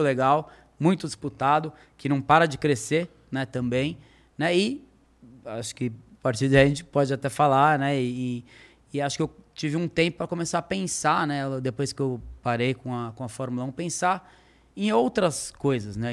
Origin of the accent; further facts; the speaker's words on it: Brazil; moved away; also born or lived in Europe; em ter voltado para o Brasil